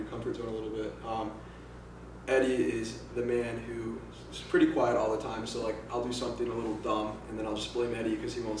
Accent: Los Angeles, California, United States; now in Arizona, United States; I'm from South Bay. I was born in Los Angeles, California. South Bay.

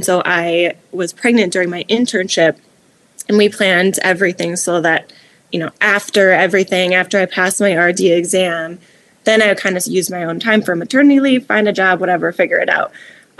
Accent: Midwest, United States; Growing up in the Midwest, you know, like I'm sure there's a lot of good places to live, right?

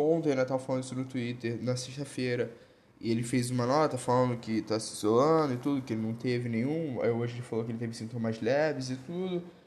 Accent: Rio, Rio de Janeiro, Brazil; eu não sou de São Paulo, eu sou do Rio

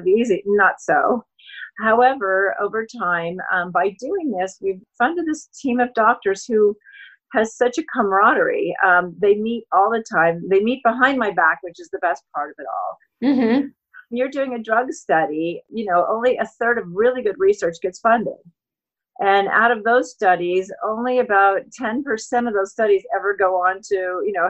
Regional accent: Colorado, United States; now in California, United States; I grew up in Colorado

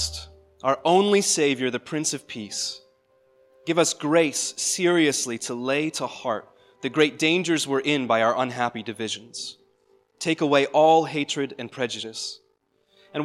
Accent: Ireland; moved away; I'm an Irish immigrant, I grew up Anglican

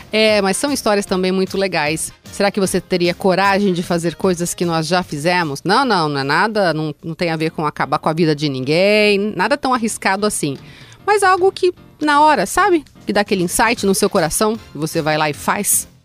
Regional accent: Mogi Mirim, São Paulo, Brazil; quando eu era adolescente ainda, eu sempre gostei muito de show. Show de rock. E esse foi um show do …, lá na minha cidade, em Mogi Mirim

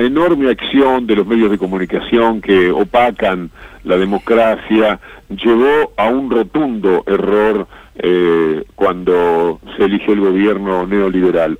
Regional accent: Uruguay; now in Argentina; mi país de origen

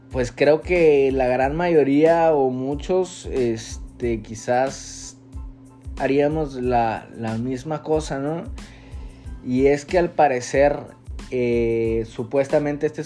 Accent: Mexico; alrededor de, de pues lo cercano a, a nosotros como mexicanos o mexicoamericanos.

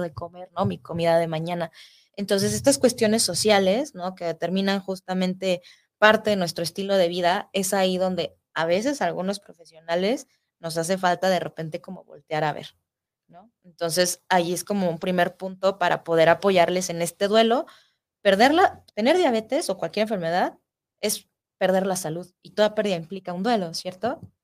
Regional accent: Mexico; somos mexicanos, nuestra raza tiene predisposición a desarrollar esta enfermedad

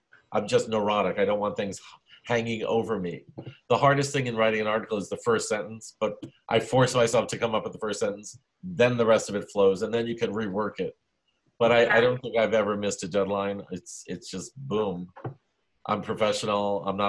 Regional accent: New York City, New York, United States; also born or lived in Lower East Side, Manhattan; I was born in the Lower East Side, but when I was a kid, a little 1.5 years old, my parents and I moved to Bensonhurst, Brooklyn. Mm-hmm. Grew up there, old school Italian-American macho neighborhood.

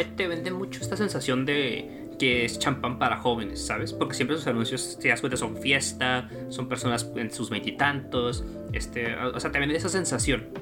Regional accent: Mexico; para los que somos, pues, cuates de la República

